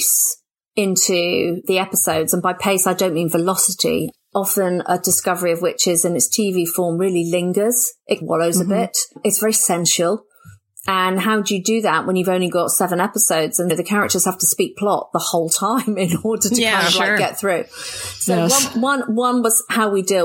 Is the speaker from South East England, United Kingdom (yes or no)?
yes; Oxford, South East England, United Kingdom; I was born and brought up in Oxford